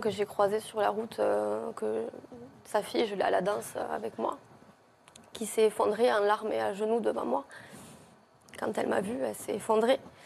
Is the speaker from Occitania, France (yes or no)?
yes; Villegailhenc, Occitania, France; chez nous, à Villegayen